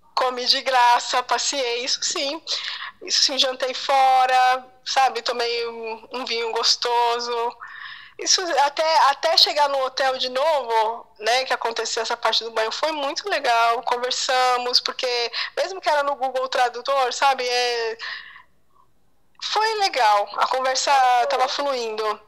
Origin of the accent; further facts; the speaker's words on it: Brazil; somos nós brasileiros